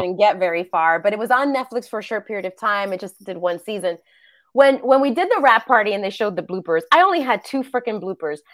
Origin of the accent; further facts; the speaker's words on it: New York City, New York, United States; moved away as an adult; now in Los Angeles, United States; I'm born and raised in New York City